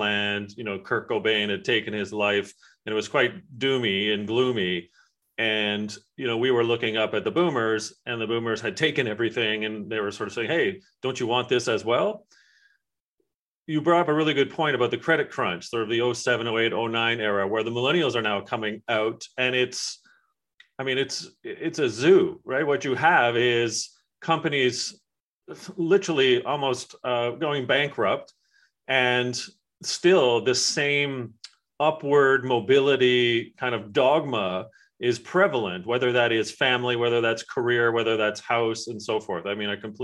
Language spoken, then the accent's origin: English; England, United Kingdom; my family and I are from England